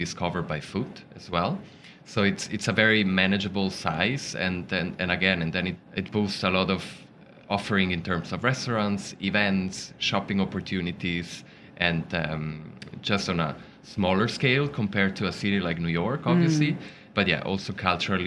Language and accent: English; Ticino, Switzerland; I'm from the Ticino region, and so that's the Italian-speaking part